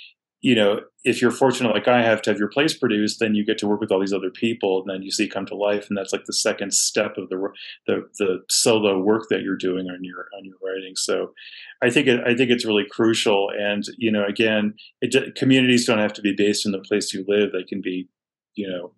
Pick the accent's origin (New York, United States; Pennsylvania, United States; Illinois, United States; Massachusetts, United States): Massachusetts, United States; Boston; I grew up in a really thriving cultural environment in Boston